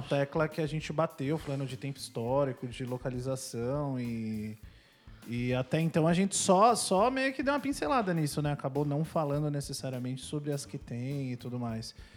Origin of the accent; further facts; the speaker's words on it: Brazil; also born or lived in São Paulo; eu sou brasileiro